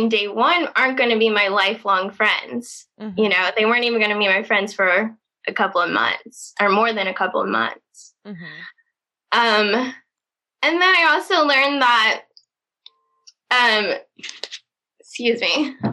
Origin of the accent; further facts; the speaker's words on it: Indiana, United States; moved away as an adult; now in Los Angeles, United States; I'm from Indiana, small town in Indiana.